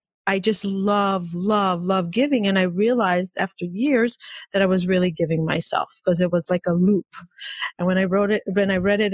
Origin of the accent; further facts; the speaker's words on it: Israel; growing up in Israel